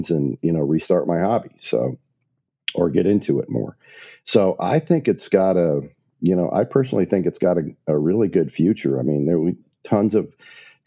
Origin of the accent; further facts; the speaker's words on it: Maumee, Ohio, United States; moved away as an adult; also born or lived in Portsmouth, Virginia; I grew up in Maumee, Ohio, which is right outside of Toledo.